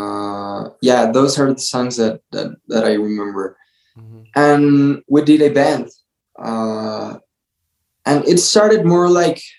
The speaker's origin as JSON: {"language": "English", "town": "Toluca", "region": "State of Mexico", "country": "Mexico", "tie": "born or raised there", "also_born_or_lived": "Canada / Querétaro", "said": "I was born here in Toluca in this city"}